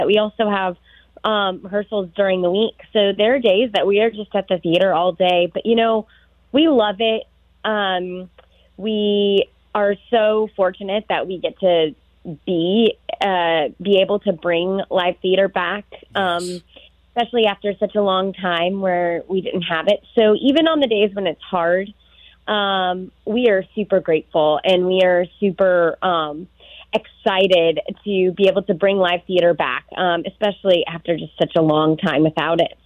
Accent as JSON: {"language": "English", "town": "Houston", "region": "Texas", "country": "United States", "tie": "born or raised there", "said": "I grew up in Houston, Texas"}